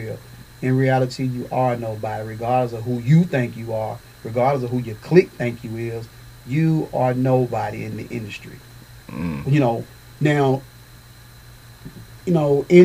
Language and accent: English; Nashville, Tennessee, United States; I'm from Nashville, Tennessee.